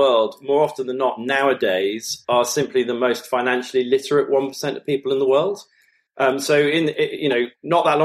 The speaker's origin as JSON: {"language": "English", "country": "United Kingdom", "said": "as British nationals"}